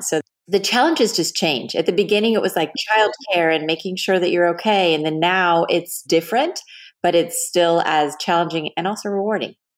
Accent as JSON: {"language": "English", "town": "Dallas", "region": "Texas", "country": "United States", "tie": "born or raised there", "also_born_or_lived": "Los Angeles", "moved": "as an adult", "said": "I grew up in Texas, in Dallas"}